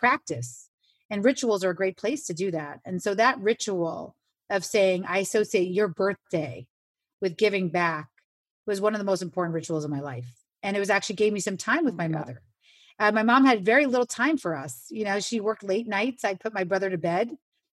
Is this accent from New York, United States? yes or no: yes; New York City, New York, United States; I grew up on Avenue C and 14th Street